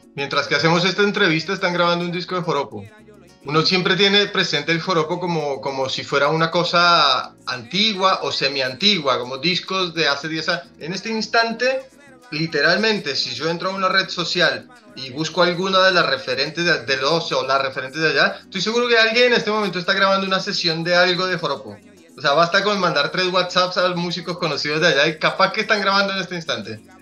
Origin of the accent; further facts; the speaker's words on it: Colombia; also born or lived in Argentina; now in Buenos Aires, Argentina; somos colombianos que un poco nos hemos descolombianizado en un montón de cosas